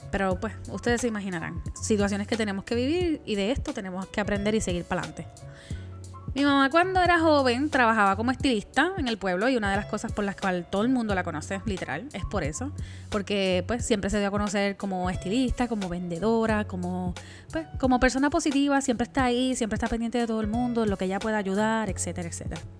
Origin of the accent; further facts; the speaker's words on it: Puerto Rico; yo soy la boricua fuera de la isla.